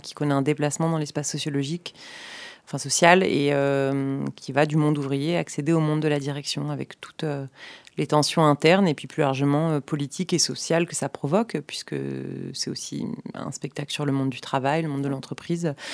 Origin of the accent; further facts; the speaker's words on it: about 30 km from Niort, Nouvelle-Aquitaine, France; la scène nationale de Niort, euh, la ville qui est à une trentaine de kilomètres de là où j'ai grandi